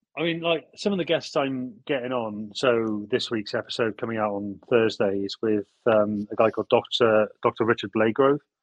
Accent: Abergavenny, Wales, United Kingdom; accent: southwesty ish; now in Bath, United Kingdom; I I'm from Abergavenny in South Wales originally.

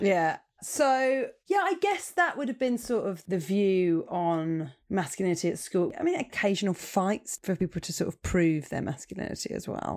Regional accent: Portsmouth, South East England, United Kingdom; I was born in Portsmouth

